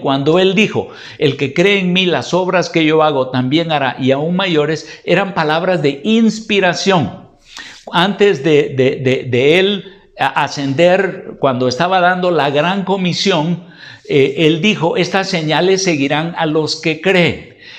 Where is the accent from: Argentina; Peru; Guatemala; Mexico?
Guatemala; En Guatemala tenemos un dicho